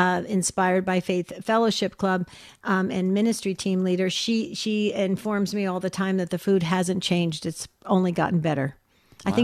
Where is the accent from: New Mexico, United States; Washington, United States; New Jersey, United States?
New Jersey, United States; West Caldwell; moved away as an adult; But I grew up in New Jersey till I was 18, Jerry